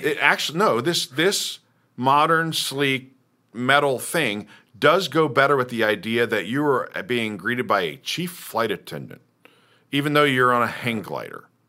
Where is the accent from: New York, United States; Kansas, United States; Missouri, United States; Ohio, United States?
Kansas, United States; Lawrence; I grew up in Kansas, right? I'm from Lawrence